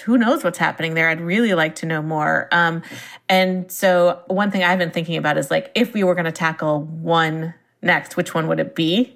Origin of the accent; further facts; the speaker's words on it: Silicon Valley, California, United States; I grew up in Silicon Valley, and my parents were in the software industry